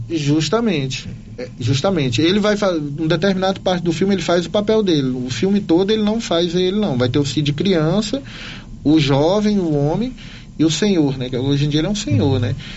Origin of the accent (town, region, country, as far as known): Teresina, Piauí, Brazil; also born or lived in Luziânia, Goiás; now in Silvânia, Brazil